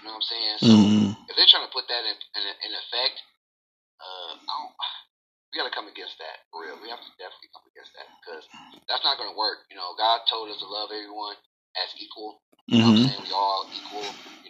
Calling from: Michigan, United States; Oh, I'm calling from Michigan.

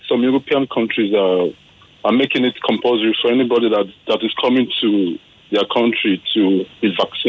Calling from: Lagos, Nigeria; I'm calling from Sulere.

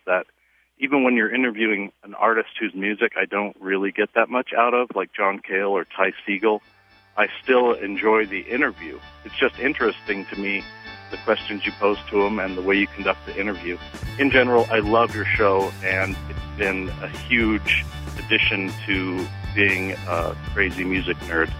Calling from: Grand Junction, Colorado, United States; I'm calling from Grand Junction, Colorado.

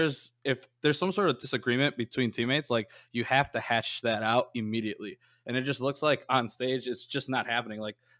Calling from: Chicago, Illinois, United States

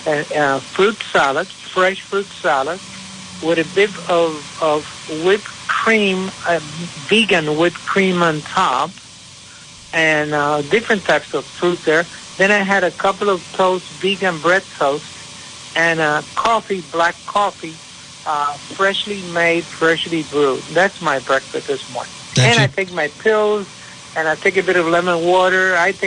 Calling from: San Juan, Puerto Rico; I am calling from San Juan, Puerto Rico. A little bit warmer over here.

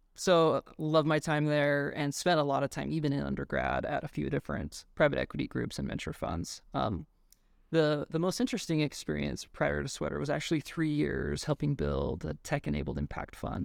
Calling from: Boulder, Colorado, United States; I am calling in from Boulder, Colorado

